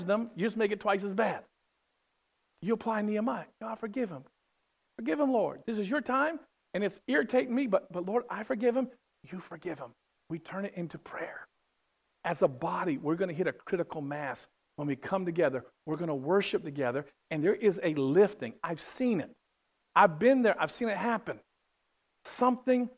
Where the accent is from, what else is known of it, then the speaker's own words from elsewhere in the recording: West Virginia, United States; I'm from West Virginia.